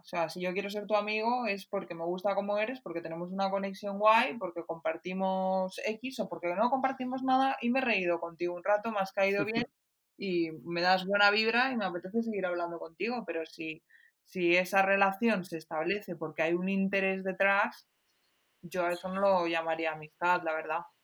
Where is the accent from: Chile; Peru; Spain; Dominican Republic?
Spain; Pastrana, Castilla-La Mancha; soy de Pastrana